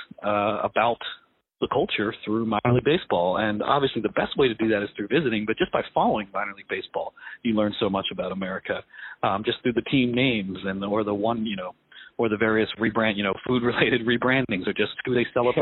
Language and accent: English; Pennsylvania, United States; also born or lived in New York City; I'm from New York City. I grew up in Pennsylvania.